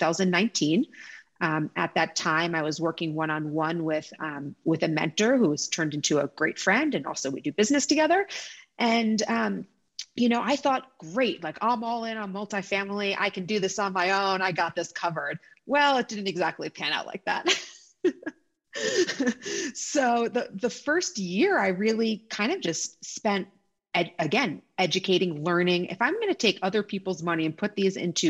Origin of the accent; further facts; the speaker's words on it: New York City, New York, United States; I'm a proud New Yorker, born and raised